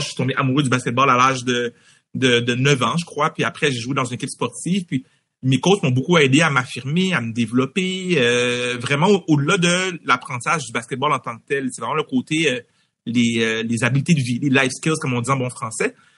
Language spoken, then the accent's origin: French; Montreal, Quebec, Canada; étant d'origine haïtienne, née à Montréal. J'ai grandi à Anjou, dans l'est de Montréal